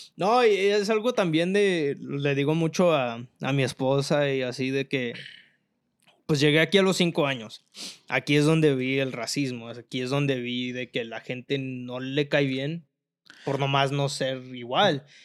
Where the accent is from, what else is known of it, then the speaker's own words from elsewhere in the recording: Mexico; now in United States; yo la neta sí soy bien pinche orgulloso de ser mexicano